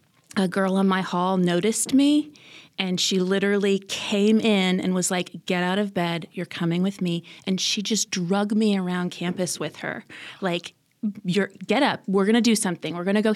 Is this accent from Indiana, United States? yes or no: yes; Fort Wayne, Indiana, United States; also born or lived in Illinois / Ohio; My dad was a pastor, and so grew up in a bunch of different churches kind of all over Illinois, Indiana, Ohio, and then landed in Fort Wayne for high school.